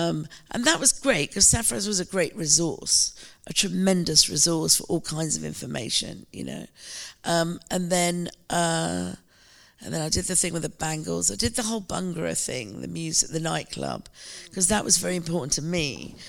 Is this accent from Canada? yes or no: no; United Kingdom; my identity as a British Asian.